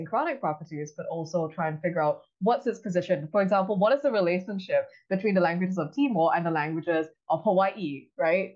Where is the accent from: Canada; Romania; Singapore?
Singapore; moved away as an adult; now in Cambridge, United States; I'm originally from Singapore, but I'm currently finishing up a PhD in linguistics at Harvard University